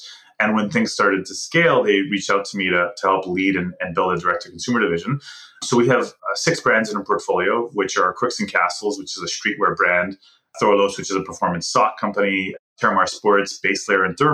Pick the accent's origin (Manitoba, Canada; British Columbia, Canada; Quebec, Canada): Quebec, Canada; Montreal; also born or lived in Ottawa; I'm from Montreal and actually graduated from journalism at Concordia University.